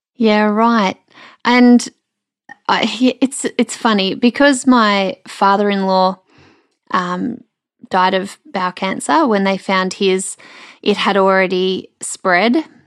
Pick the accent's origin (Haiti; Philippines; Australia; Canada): Australia; Melbourne, Victoria; now in Brisbane, Australia; the Melbourne girl in me